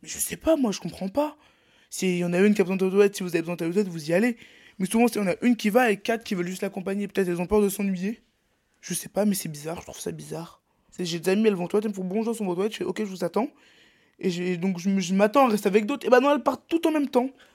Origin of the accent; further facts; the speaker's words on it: Brittany, France; je suis breton